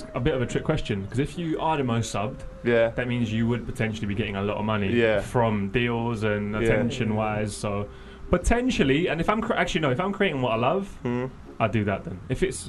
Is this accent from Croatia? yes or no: yes; Croatia; born there; moved away; I was born in Croatia.